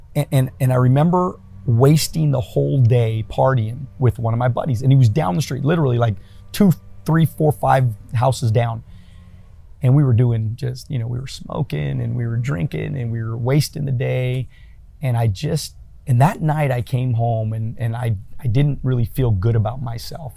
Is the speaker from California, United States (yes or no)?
yes; El Monte, California, United States; my my first ten years, I grew up in El Monte, okay. California